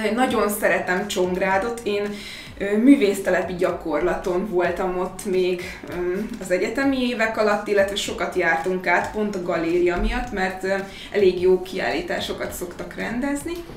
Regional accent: Békéscsaba, Békés, Hungary; moved away as an adult; also born or lived in Gyula / Szeged; now in Budapest, Hungary; én Gyulán születtem egyébként, de Békés Csaván éltem 18 éves koromig

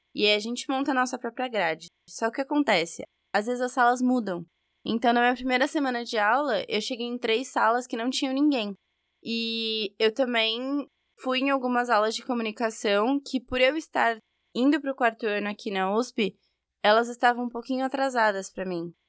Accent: São Bernardo do Campo, São Paulo, Brazil; Eu sou de São Bernardo, e claramente por causa do meu sotaque

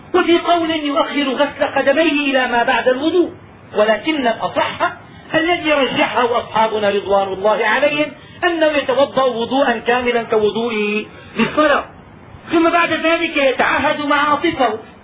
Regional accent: Damascus, Damascus Governorate, Syria; وعندنا في دمشق

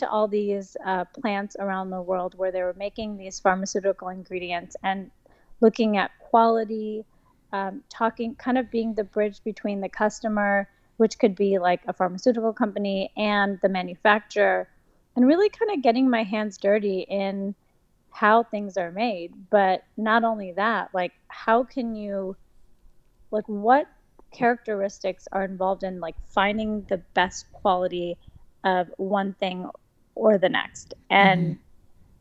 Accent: Midwest, United States; moved away as an adult; I grew up in the Midwest, and I studied at University of Wisconsin

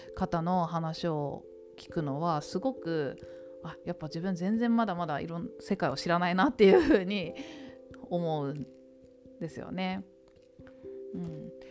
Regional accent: Tokyo, Japan; 東京で育って

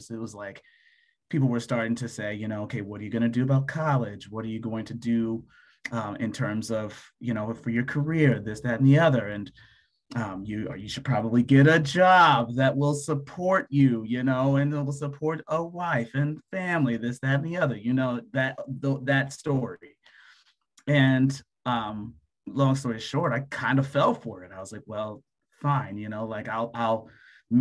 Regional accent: Denver, Colorado, United States; now in Atlanta, United States; I was born and raised in Denver, Colorado.

